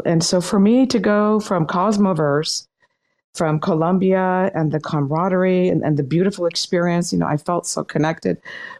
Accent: Laguna Beach, California, United States; I grew up in Laguna Beach

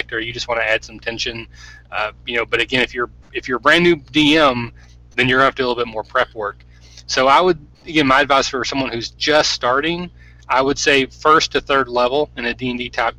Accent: Kentucky, United States; I'm a hick from Kentucky

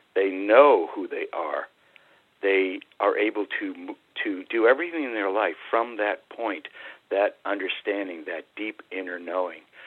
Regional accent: New England, United States; I grew up in New England

